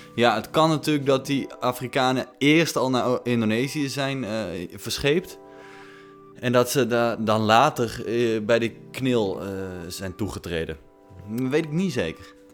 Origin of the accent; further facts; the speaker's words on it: Netherlands; Wij zijn Nederlander